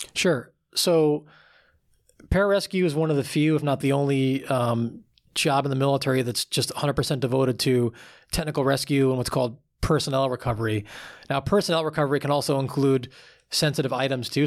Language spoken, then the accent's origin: English; Long Island, New York, United States; I grew up on Long Island, about, um, like thirty, forty minutes outside of New York City